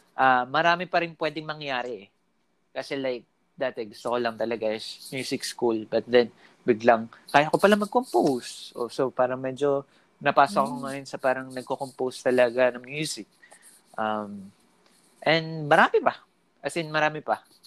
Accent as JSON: {"language": "Tagalog", "area": "Nueva Ecija", "region": "Central Luzon", "country": "Philippines", "said": "dito sa amin sa Nueva Ecija"}